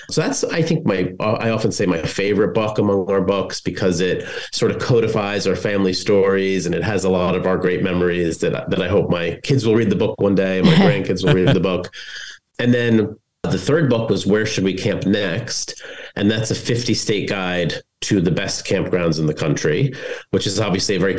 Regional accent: New Jersey, United States; I'm from New Jersey

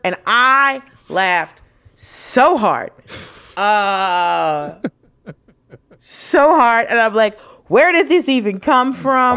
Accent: Atlanta, Georgia, United States; I grew up in Atlanta

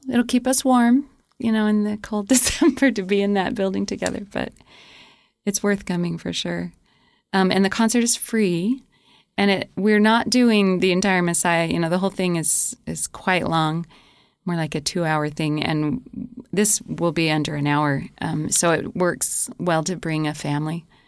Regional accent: New Mexico, United States; now in Rexburg, United States; I grew up in New Mexico

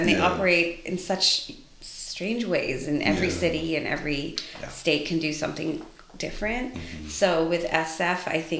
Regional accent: Vancouver, British Columbia, Canada; moved away as an adult; also born or lived in England / London; now in San Francisco, United States; I was born in England, but raised mostly in Canada, and became a school teacher. I graduated with a Bachelor of Education, living in Vancouver, BC.

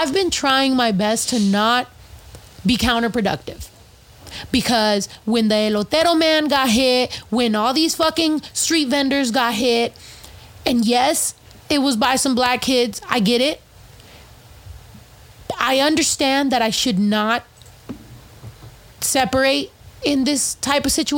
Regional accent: Mexico; first language Spanish; English is a second language; also born or lived in Michoacán; now in United States; I was raised in Mexico, in Zacatecas, in Michoacán.

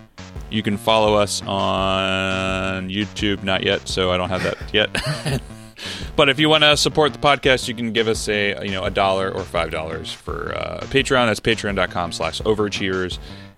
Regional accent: Baltimore, Maryland, United States; accent: Baltimore; That's my Baltimore accent Mario.

